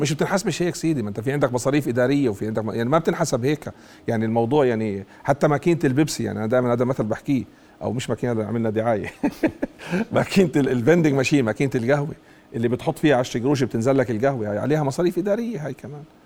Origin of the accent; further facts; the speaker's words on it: Jordan; عندنا بالاردن